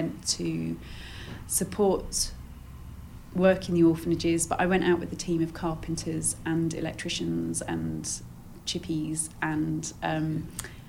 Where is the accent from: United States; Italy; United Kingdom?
United Kingdom; we're British